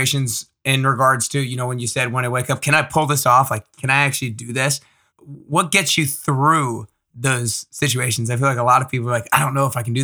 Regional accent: Atlanta, Georgia, United States; I'm from Atlanta as well

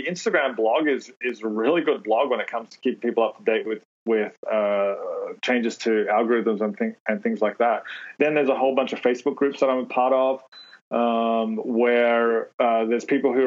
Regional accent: Australia; moved away

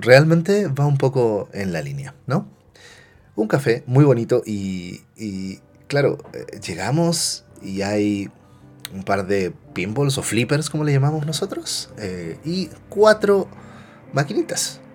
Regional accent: Concepción, Biobío, Chile; soy chileno y eh, nací en los 80. ¿va? Eh, entonces cuando niño me tocó ir a muchos salones de maquinitas. Y en la ciudad de Concepción

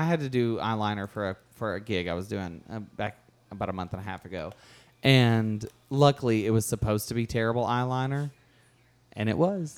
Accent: California, United States; also born or lived in New York City; I'm from California. I lived for five years in New York City before that.

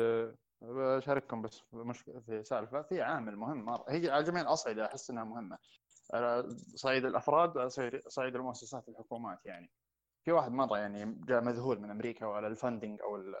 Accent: Saudi Arabia; انا الحين انا كسعودي

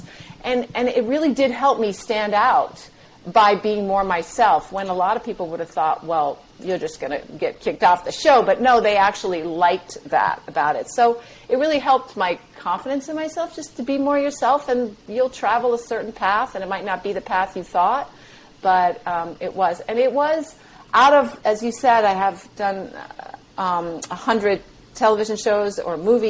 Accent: New England, United States; moved away; I grew up in New England

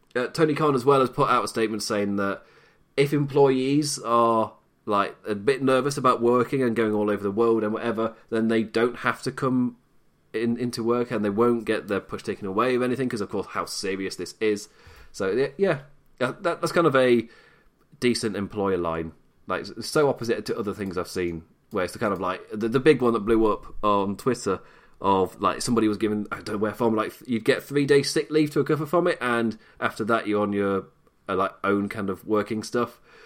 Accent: Nottingham, East Midlands, United Kingdom; I am from Nottingham. I'm a Notts lad.

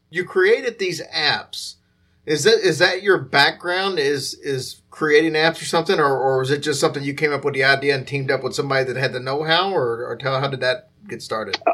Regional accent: Louisville, Kentucky, United States; that's uh, obviously my hometown

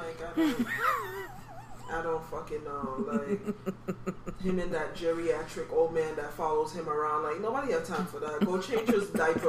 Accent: Jamaica; I'm Jamaican, so Duppy means ghost.

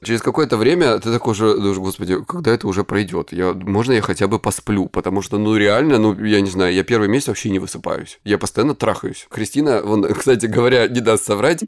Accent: Krasnodar Krai, Russia; я с Кубани

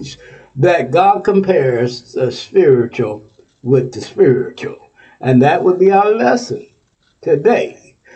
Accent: Texas, United States; now in Ohio, United States; Texas, my home state, Texas

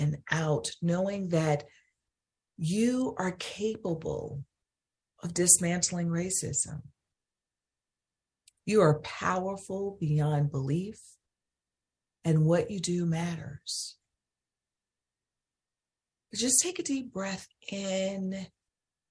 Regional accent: Holly Springs, Mississippi, United States; my hometown in Holly Springs, Mississippi

